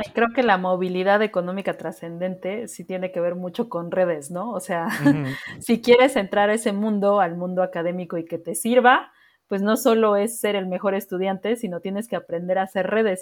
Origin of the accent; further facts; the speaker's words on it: Mexico; nosotros como mexicanos